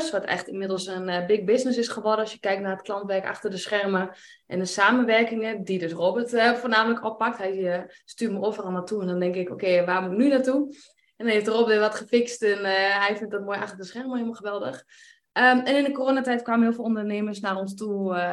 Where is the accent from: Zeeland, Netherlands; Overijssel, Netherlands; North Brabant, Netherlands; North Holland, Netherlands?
Overijssel, Netherlands; Enschede; 34 jaar. Wij komen uit Enschede.